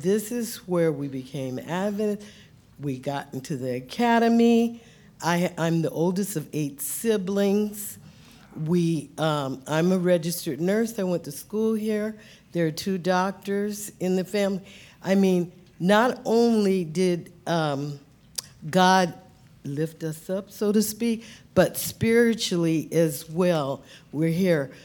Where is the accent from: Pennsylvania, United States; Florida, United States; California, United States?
California, United States; San Bernardino; also born or lived in Watts, California; I was born in Watts, California, and my dad moved us here to San Bernardino